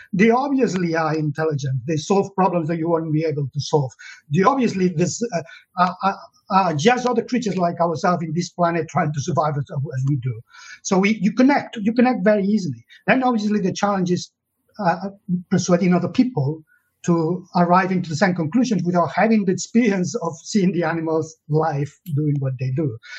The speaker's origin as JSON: {"language": "English", "region": "Catalonia", "country": "Spain", "tie": "born or raised there", "second_language": "English", "moved": "as an adult", "lives_now": "United Kingdom", "said": "I was born in Catalonia, in the south of uh, Europe, uh, and in the 60s"}